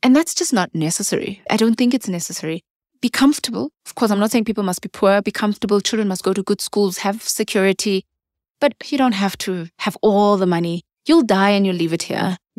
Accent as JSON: {"language": "English", "country": "South Africa"}